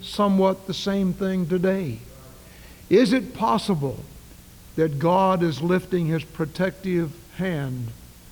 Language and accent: English; the South, United States; also born or lived in New Castle, Kentucky (ancestry); I'm a Southerner.